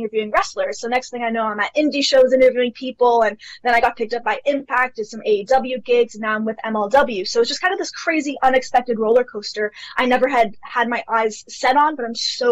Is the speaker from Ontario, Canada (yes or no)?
yes; Toronto, Ontario, Canada; I have lived in Canada my entire life. So I'm from Toronto, Canada.